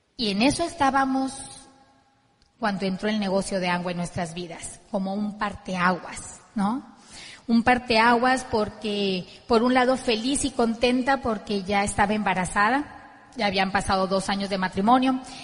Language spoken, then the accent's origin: Spanish; Ciudad Obregón, Sonora, Mexico; Vlad y yo somos de Ciudad Obregón, Sonora